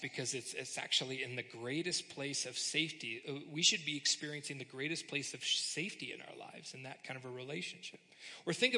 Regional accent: United States; we're kind of wired as American Christians

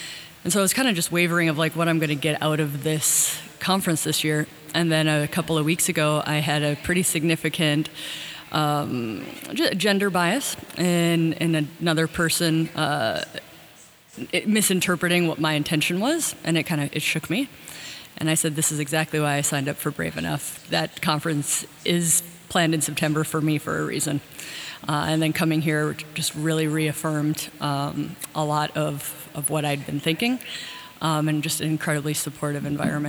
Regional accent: Washington, United States; I'm from Washington State.

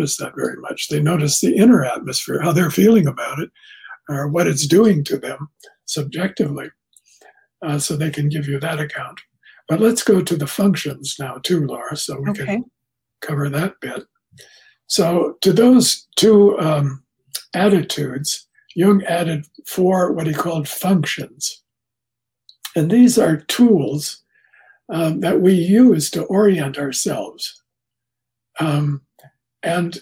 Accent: Canada; I'm Canadian

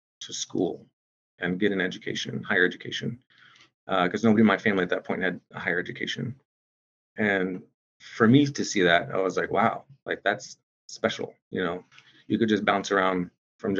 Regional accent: Shawnee, Oklahoma, United States; moved away as an adult; now in Seattle, United States; I grew up in Shawnee, Oklahoma, amongst the Sac and Fox Nation, amongst my people. And, you know, I was born and raised there.

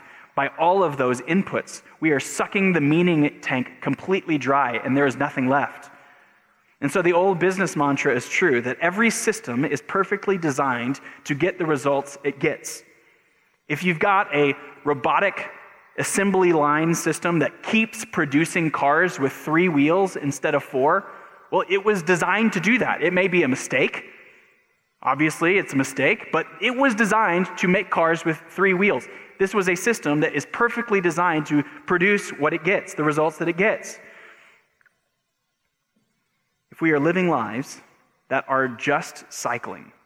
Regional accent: United States; we as Americans

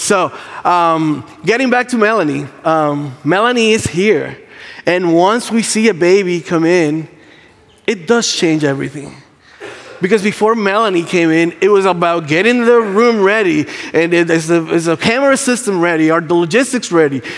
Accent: Puerto Rico; English is a second language; moved away; English is not my first language. Um, I'm Puerto Rican.

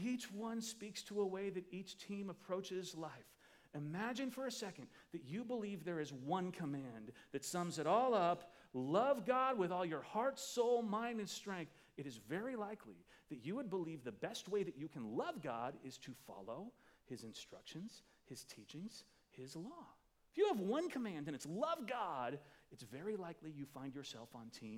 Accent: Midwest, United States; I'm from the Midwest

